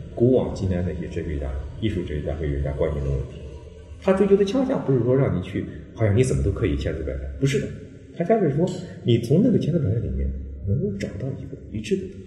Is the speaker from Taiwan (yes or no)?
no; China; 我们中国人叫自学